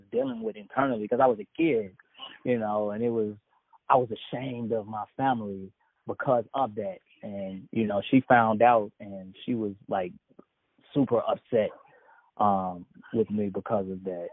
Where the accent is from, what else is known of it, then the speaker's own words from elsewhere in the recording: Jackson, Mississippi, United States; also born or lived in Chicago; we grew up in Jackson, Mississippi.